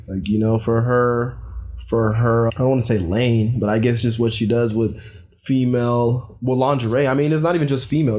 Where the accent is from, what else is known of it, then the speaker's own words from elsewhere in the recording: United States; as an American citizen